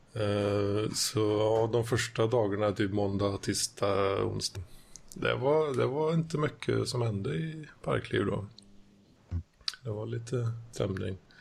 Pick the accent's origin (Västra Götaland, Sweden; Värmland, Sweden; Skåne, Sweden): Västra Götaland, Sweden; Västergötland